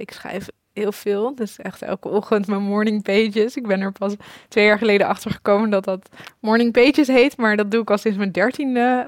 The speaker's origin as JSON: {"language": "Dutch", "town": "Amsterdam", "region": "North Holland", "country": "Netherlands", "tie": "born or raised there", "said": "Ik ben opgegroeid in Hartje Amsterdam"}